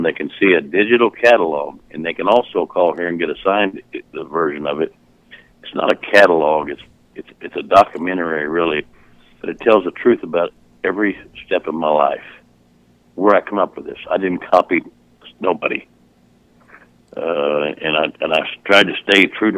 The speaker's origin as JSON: {"language": "English", "region": "Southern Illinois", "country": "United States", "tie": "born or raised there", "also_born_or_lived": "North Aurora, Illinois"}